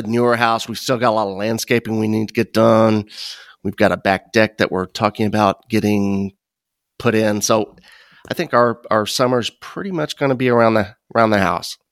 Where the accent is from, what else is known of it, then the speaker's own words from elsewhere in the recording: Midwest, United States; also born or lived in Chicago; growing up in the Midwest